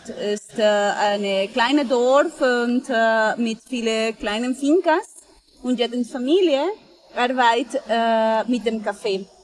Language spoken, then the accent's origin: German; Colombia; moved away; ich komme aus Kolumbien